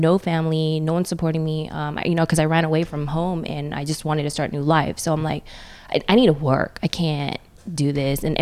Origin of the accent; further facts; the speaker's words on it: Northern California, United States; also born or lived in Philippines / Oakland / Redondo Beach; I'm from NorCal, all over Northern California